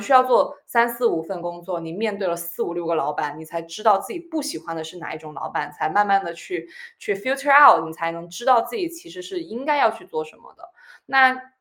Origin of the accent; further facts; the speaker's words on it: California, United States; moved away as an adult; also born or lived in Michigan / Minneapolis / New York / Cambridge; now in Shanghai, China; 我是加州长大